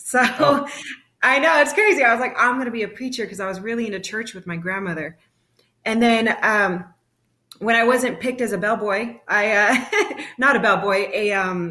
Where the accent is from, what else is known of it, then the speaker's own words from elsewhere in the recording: San Bernardino County, Southern California, United States; moved away as an adult; also born or lived in Fullerton, California; now in Arizona, United States; I'm originally from Southern California, San Bernardino County. And I was raised in between Arizona and California